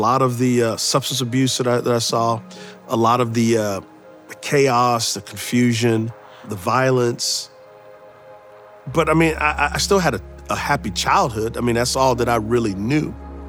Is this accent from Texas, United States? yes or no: yes; San Antonio, Texas, United States; Yeah, so I grew up in San Antonio, Texas. We were what's called po, not poor